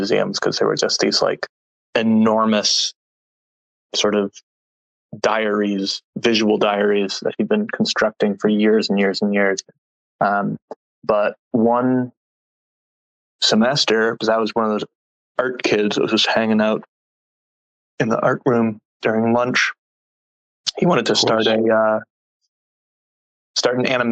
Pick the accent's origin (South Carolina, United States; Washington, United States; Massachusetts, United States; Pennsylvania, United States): Massachusetts, United States; Sudbury; moved away as an adult; now in San Francisco Bay Area, United States; a little tiny town called Sudbury, Massachusetts